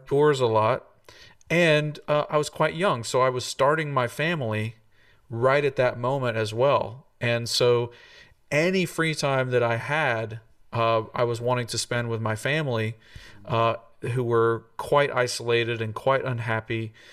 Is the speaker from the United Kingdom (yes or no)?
no; Tennessee, United States; moved away as an adult; came to come back to my home state and plug into this wonderful university